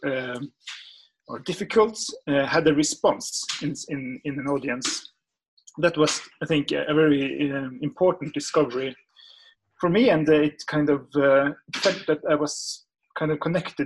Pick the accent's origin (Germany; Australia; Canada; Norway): Norway; the North, Northern Norway; growing up in the North